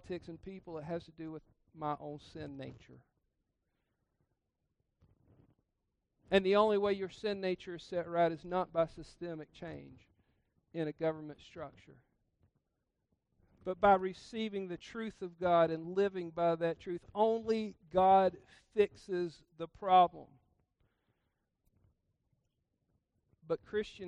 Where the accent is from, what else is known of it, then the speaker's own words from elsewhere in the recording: South Georgia, United States; I grew up in South Georgia